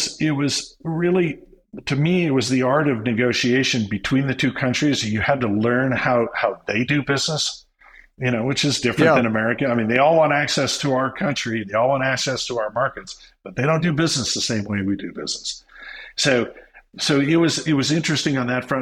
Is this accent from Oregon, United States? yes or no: yes; Oregon, United States; we're from originally from Oregon